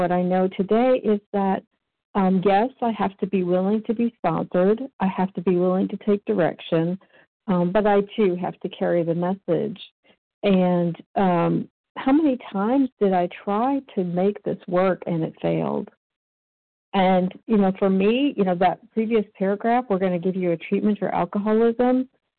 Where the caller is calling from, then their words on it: Georgia, United States; It's … in Georgia.